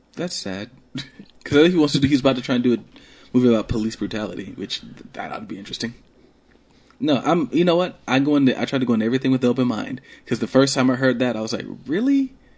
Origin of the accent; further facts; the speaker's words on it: Columbus, Georgia, United States; I grew up in Columbus, and a lot of you probably don't know that, but I grew up in Columbus.